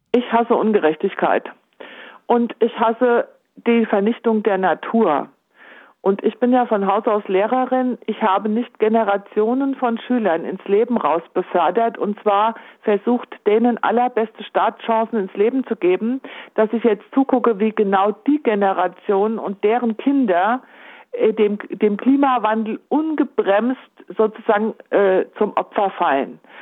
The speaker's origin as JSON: {"language": "German", "town": "Homberg", "region": "Hesse", "country": "Germany", "tie": "born or raised there", "said": "meine Heimatstadt Homberg Ohm"}